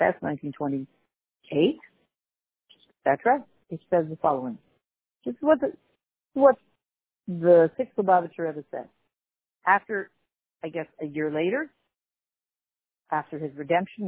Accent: Canada; being Canadian

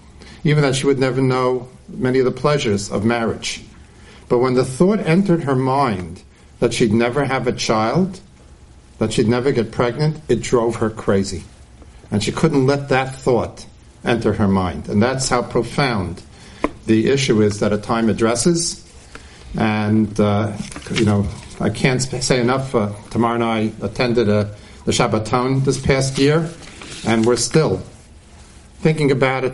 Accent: Forest Hills, New York, United States; I grew up here in Forest Hills many more years than I care to think, and literally davened down the road at the Queens Jewish Center.

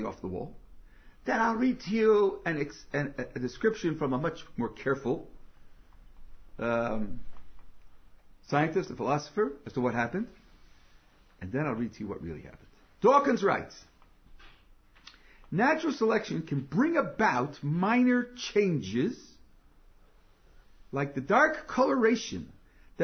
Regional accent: United States; as American

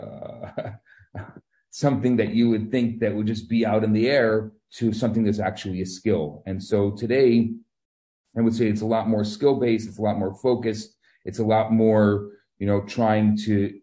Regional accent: Chicago, Illinois, United States; moved away as an adult; now in Montreal, Canada; I came originally from Chicago

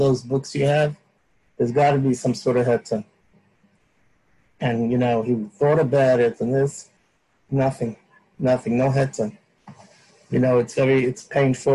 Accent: United States; I grew up in the United States

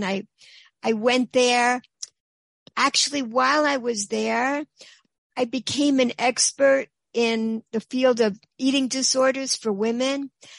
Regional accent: New York, United States; I'm from New York. I went to Forest Hills High School in Queens.

